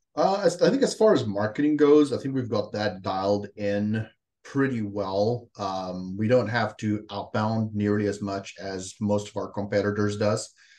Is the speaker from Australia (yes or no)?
no; South Africa; moved away as an adult; now in United States; born and raised in South Africa